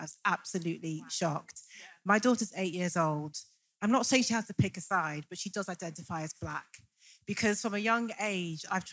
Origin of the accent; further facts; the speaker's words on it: Liverpool, North West England, United Kingdom; I'm from Liverpool